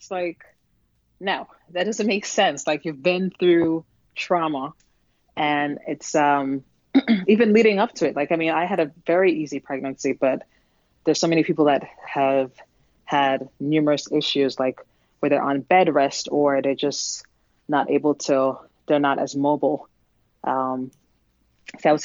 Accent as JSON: {"language": "English", "country": "Jamaica", "also_born_or_lived": "New York", "moved": "yes", "lives_now": "New Jersey, United States", "said": "I'm originally from Jamaica, so a lot of my family is in Jamaica."}